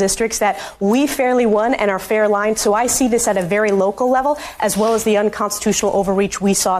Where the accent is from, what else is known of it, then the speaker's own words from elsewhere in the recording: New York, United States; And we're seeing this in my home state of New York, Kristen.